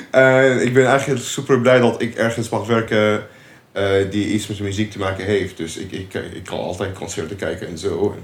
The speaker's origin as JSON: {"language": "Dutch", "country": "Syria", "second_language": "Dutch", "moved": "as an adult", "lives_now": "Nijmegen, Netherlands", "said": "Ik kom uit Syrië. Eh, ik woon in Nederland sinds 2018."}